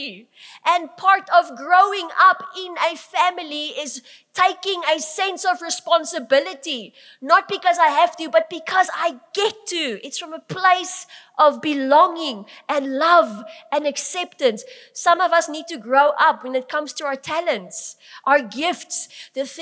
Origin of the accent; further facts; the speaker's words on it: Bloemfontein, Free State, South Africa; I grew up in Langenhoven Park.